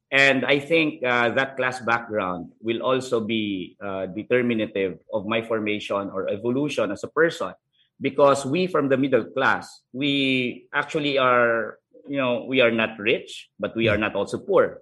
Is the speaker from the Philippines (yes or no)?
yes; Philippines; I was born in Negros.